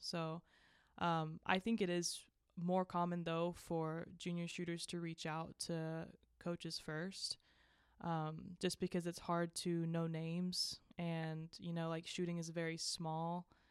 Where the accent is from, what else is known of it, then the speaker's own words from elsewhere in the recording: Georgia, United States; moved away as an adult; now in Morgantown, United States; I am from Georgia